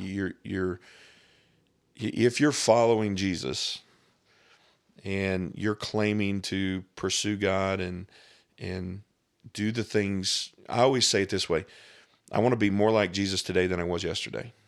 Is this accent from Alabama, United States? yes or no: no; Scott County, Southern Indiana, United States; I grew up here in Southern Indiana